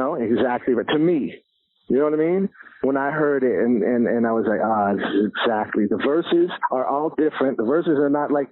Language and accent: English; Toronto, Ontario, Canada; growing up in Toronto, it's been beautiful because we have multiple cultures.